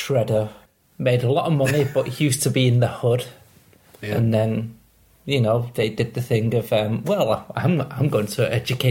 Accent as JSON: {"language": "English", "town": "Manchester", "region": "North West England", "country": "United Kingdom", "moved": "yes", "said": "See, I come from Manchester, and they seem to love it round there. The really proper shithole where I come from, a place called Newton Heath."}